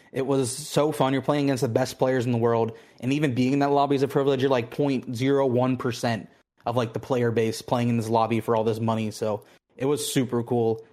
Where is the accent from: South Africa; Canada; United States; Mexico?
United States; Pittsburgh, Pennsylvania; moved away as an adult; now in Houston, United States; I'm originally from, uh, Pittsburgh, Pennsylvania